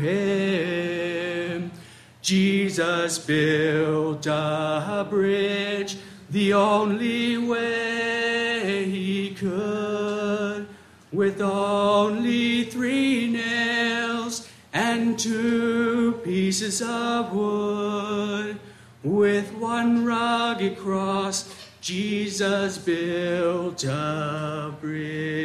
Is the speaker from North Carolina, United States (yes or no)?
no; Maryland, United States; my hometown of Maryland